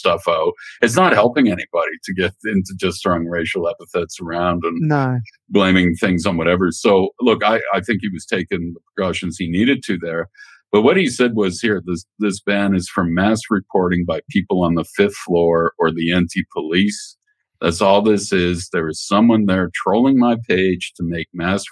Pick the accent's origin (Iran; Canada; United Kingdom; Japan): Canada; while I was growing up in Canada